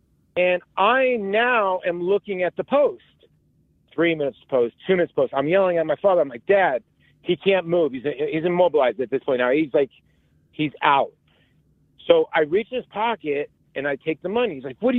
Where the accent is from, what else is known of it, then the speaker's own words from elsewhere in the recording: Arizona, United States; also born or lived in New York; I grew up in Arizona. I was born in New York. I moved out to Arizona when I was young.